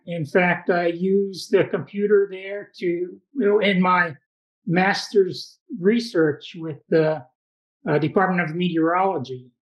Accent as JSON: {"language": "English", "town": "Ewa", "region": "Hawaii", "country": "United States", "tie": "born or raised there", "also_born_or_lived": "Waipahu, Hawaii / Honolulu, Hawaii / California", "moved": "as an adult", "said": "I was born and raised in Eva, went to elementary intermediate school there, high school in Waipahu, University of Hawaii, got my bachelor's and master's degree there, and I started my Forest Service career in Honolulu"}